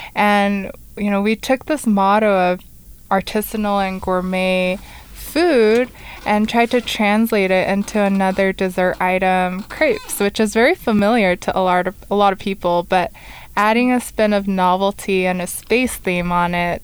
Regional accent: California, United States; moved away as an adult; now in Rexburg, United States; We're both from California

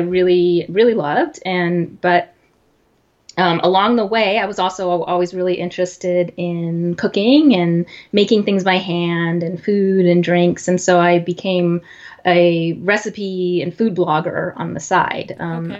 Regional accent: Texas, United States; moved away as an adult; now in Los Angeles, United States; I grew up in Texas, but I moved to Los Angeles

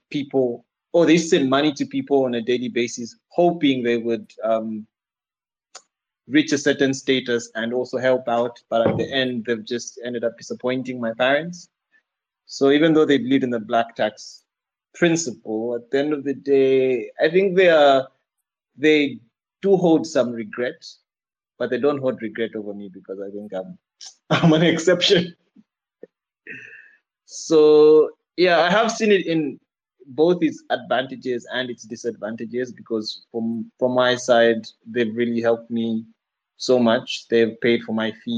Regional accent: Zambia; I'm from Zambia

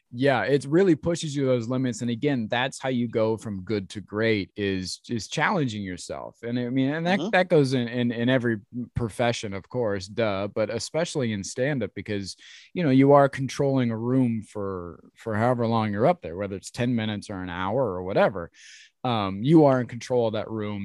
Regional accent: Ohio, United States; I grew up in Ohio and I came up through the ranks in Ohio

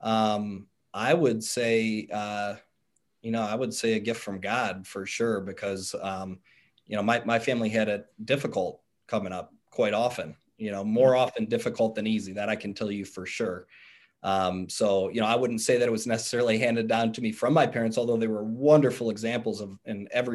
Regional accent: Cleveland, Ohio, United States; moved away as an adult; now in Cincinnati, United States; me being from Cleveland and still being in my home state

